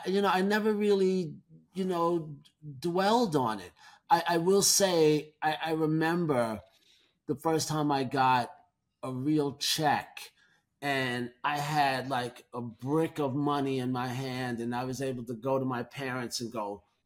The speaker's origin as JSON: {"language": "English", "town": "New York City", "region": "New York", "country": "United States", "said": "being a New Yorker"}